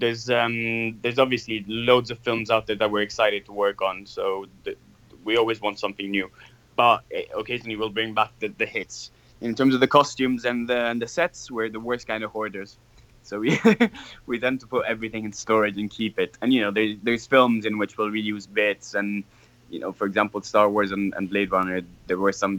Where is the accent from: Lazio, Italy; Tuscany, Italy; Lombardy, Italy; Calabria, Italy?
Lazio, Italy; Rome; I'm from Rome. I'm a Roman